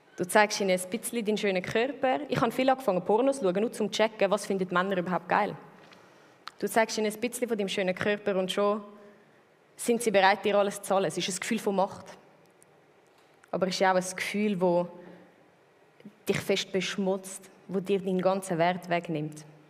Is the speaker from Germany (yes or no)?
no; Switzerland; also born or lived in Zurich; wo ich 13 geworden bin, sind mir zügelt vom Land, äh, wo ich aufgewachsen bin, in die Stadt, mit in die Stadt Zürich rein